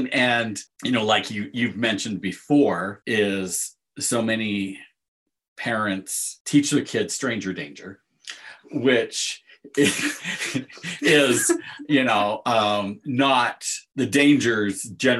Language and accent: English; Southeastern Idaho, United States; born or raised there